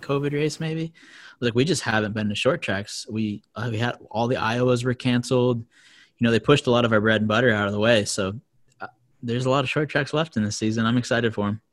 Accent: Vermont, United States; I'm from Vermont

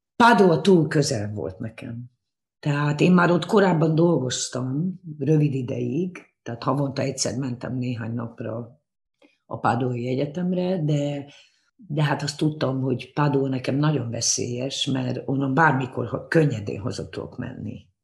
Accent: Hungary; first language Hungarian; moved away as an adult; also born or lived in Japan / London / Berlin; én abban nőttem fel Magyarországon

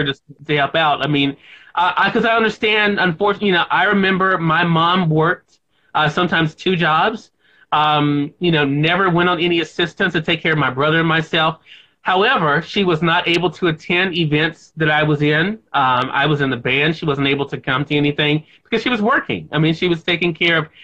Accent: Mississippi, United States; here in my home state of Mississippi

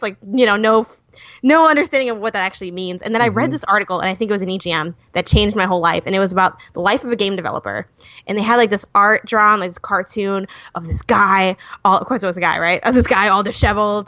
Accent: Chicago, Illinois, United States; first language English; I'm from Chicago

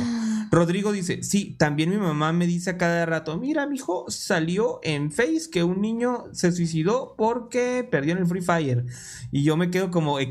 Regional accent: Mexico; nosotros somos de México

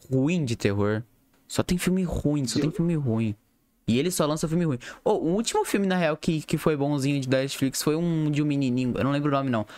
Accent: Brazil; a gente é brasileiro

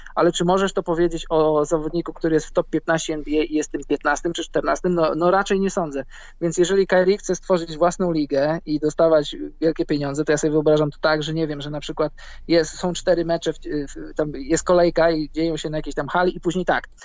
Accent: Poland; moved away; Ja jestem z Polski, mieszkam za granicą

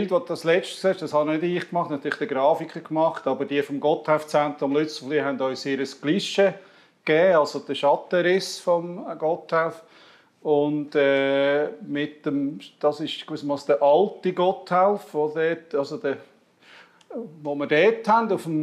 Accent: Zurich, Switzerland; also born or lived in Emmental; ich bin aber, äh, meine zweite Heimat ist Emmental. Ich war 22 Jahre Pfarrer in Lingen. Ähm, und komme ursprünglich aus dem Zürich Oberland

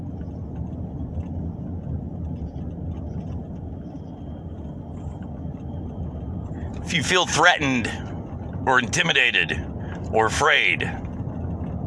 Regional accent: United States; as an American

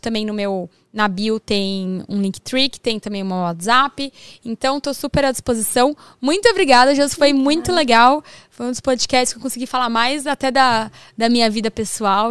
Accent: São Paulo, Brazil

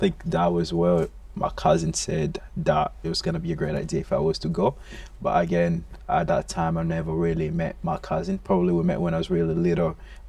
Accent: DR Congo; moved away; And again, I came from the Congo, one of the richest place in the world, mineral wise, in terms of resources and stuff. There's always wars going on there, so life there, it's not really as sustainable as it's supposed to be over here.

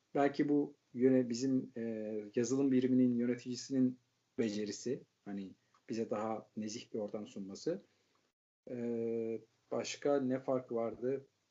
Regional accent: Turkey; moved away as an adult; now in Netherlands; hepimiz Türkiye'liyiz

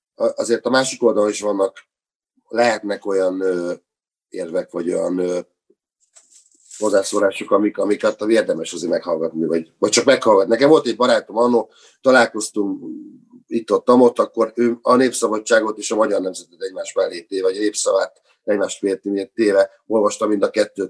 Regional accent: Hungary; now in Budapest, Hungary; mint vidéki kisfiú, nyírváltódi kisfiú

